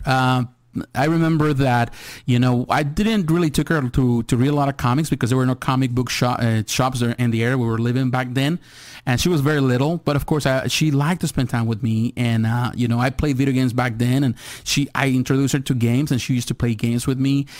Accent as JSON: {"language": "English", "country": "Mexico", "tie": "born or raised there", "moved": "yes", "said": "I was born in Mexico, so I live in Mexico as a kid."}